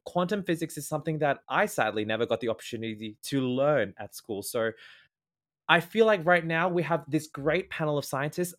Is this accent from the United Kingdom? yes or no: no; Australia; first language English; I am Australian and I am an English speaker, I speak rapid fast.